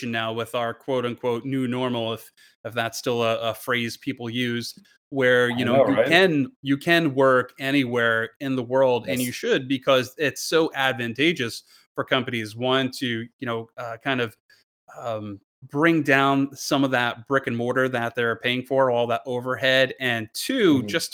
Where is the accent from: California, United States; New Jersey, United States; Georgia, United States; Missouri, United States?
New Jersey, United States; moved away; I'm from Jersey